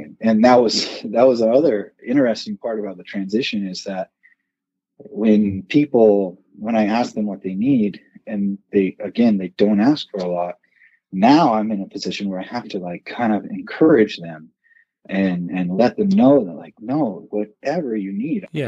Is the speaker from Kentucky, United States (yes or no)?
no; Southern California, United States; moved away as an adult; also born or lived in Arcadia, California; now in Reno, United States; I actually grew up in Southern California